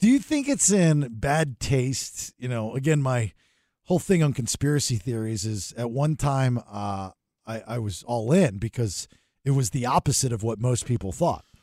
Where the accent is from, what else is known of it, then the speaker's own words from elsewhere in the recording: Sarasota, Florida, United States; that's my old stomping ground, you know, growing up in Sarasota